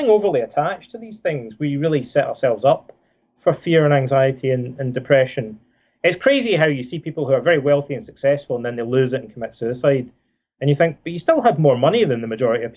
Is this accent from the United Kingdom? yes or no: yes; Scotland, United Kingdom; when I was a kid growing up in Scotland